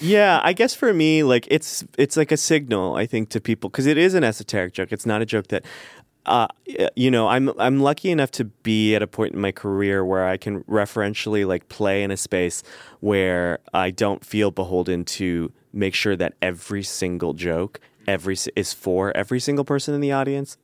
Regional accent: Midwest, United States; born or raised there

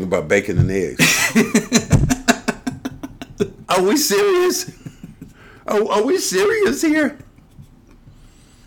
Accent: the South, United States; moved away; I'm from the South

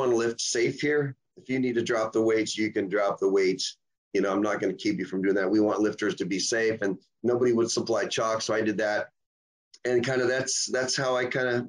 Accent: Southeast Alaska, United States; moved away as an adult; now in Oregon, United States; I was born and raised in Alaska. I was in Alaska for over 40 some years

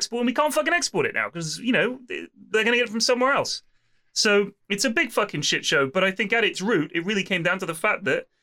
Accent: Bournemouth, South West England, United Kingdom; now in Twickenham, United Kingdom; I remember when I was at school that there were like... I mean, it was in Bournemouth.

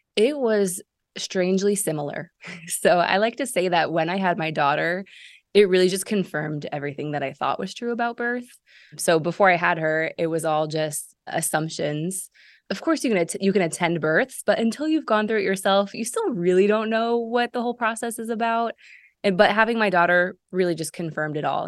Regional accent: Seattle, Washington, United States; moved away as an adult; also born or lived in Chicago / Israel; Originally from Seattle. Uh, moved away from Seattle when I was eighteen

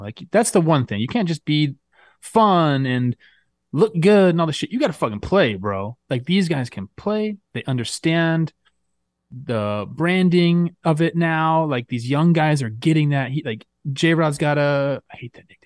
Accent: United States; I'm American.

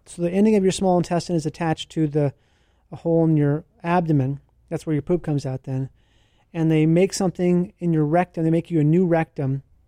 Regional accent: Minnesota, United States; I grew up in Minnesota

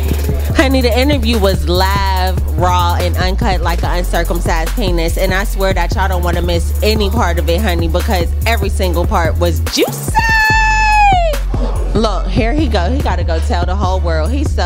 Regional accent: Charleston, South Carolina, United States; born there; I was born in Charleston.

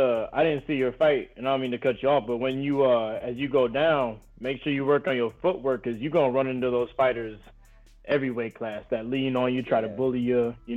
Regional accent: Madison, Wisconsin, United States; my hometown's Madison, so I'm about 30 minutes away from Watertown.

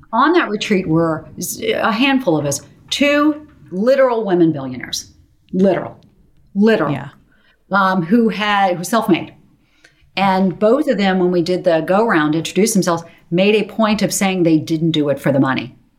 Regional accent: Charleston, South Carolina, United States; moved away as an adult; also born or lived in New York; I grew up in Charleston, South Carolina

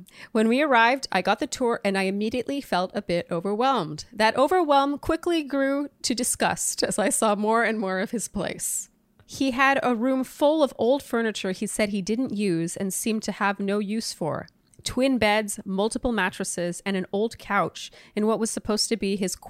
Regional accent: Canada; As a Canadian

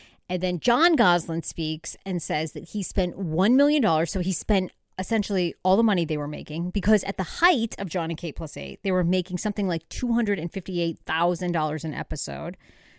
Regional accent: Wiscasset, Maine, United States; now in Los Angeles, United States; I grew up actually in Maine, Wiscasset, Maine. It's known for a famous lobster shack called Red's Eats.

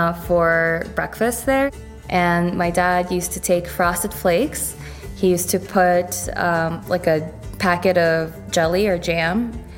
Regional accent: New York City, New York, United States; also born or lived in Fergana, Uzbekistan; So when we moved to Flushing, Flushing is, you know, predominantly Asian, and I grew up in, surrounded by a lot of Koreans. My best friends are Korean.

